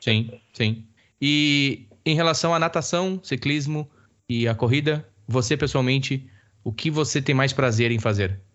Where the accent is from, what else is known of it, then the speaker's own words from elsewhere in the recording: Campo Bom, Rio Grande do Sul, Brazil; accent: gaúcho; moved away; also born or lived in Dublin; eu sou do Vale dos Sinos, um salve aí, pessoal, sou campo bonense